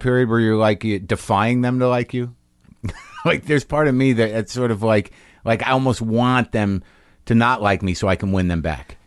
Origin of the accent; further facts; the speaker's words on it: New Mexico, United States; moved away; also born or lived in Boston; My parents are from Jersey, and I, I grew up mostly in New Mexico